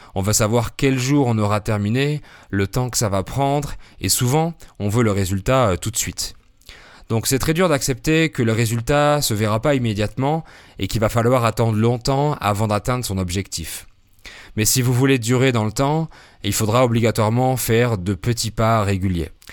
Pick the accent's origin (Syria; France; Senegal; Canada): France; now in Querétaro, Mexico; Je suis français, polyglotte